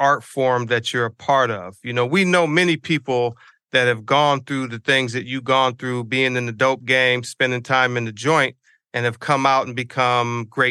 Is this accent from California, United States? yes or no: yes; San Diego, California, United States; I'm from San Diego